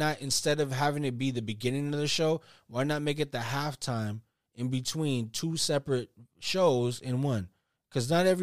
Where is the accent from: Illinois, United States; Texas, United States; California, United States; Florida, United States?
California, United States; the Bay Area; we're from the Bay